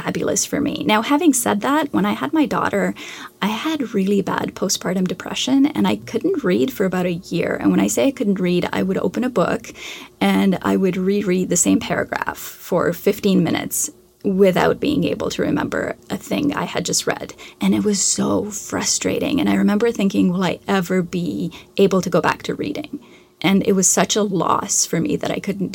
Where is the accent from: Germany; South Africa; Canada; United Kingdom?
Canada; I'm Canadian, so I had to read a great deal of Canadian literature